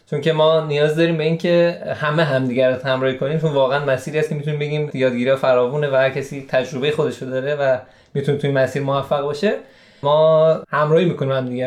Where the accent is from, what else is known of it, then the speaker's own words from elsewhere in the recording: Shiraz, Fars, Iran; 29 سال و اندی دارم از شیراز هستیم